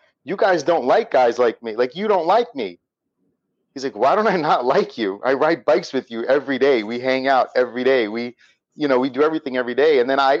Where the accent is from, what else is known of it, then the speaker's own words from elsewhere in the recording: United States; also born or lived in Gaza / Brooklyn; growing up in the States